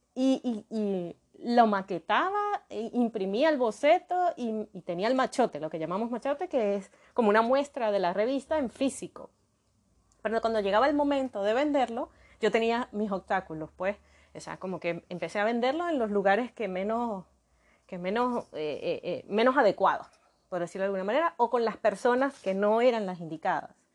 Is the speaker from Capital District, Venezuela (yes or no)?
no; Maracaibo, Zulia, Venezuela; yo nací en Maracaibo, Venezuela, Maracaibo, Estado Zulia, en Venezuela